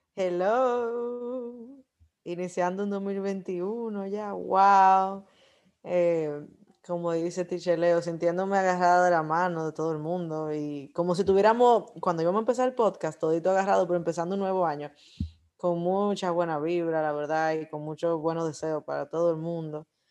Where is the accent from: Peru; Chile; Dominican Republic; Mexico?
Dominican Republic; como buen dominicano